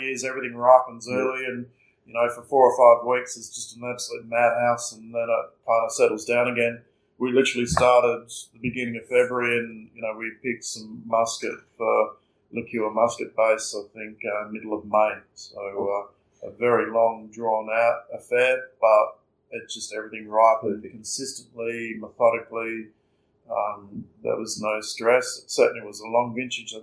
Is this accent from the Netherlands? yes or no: no; Margaret River, Western Australia, Australia; childhood growing up in Margaret River was truly unique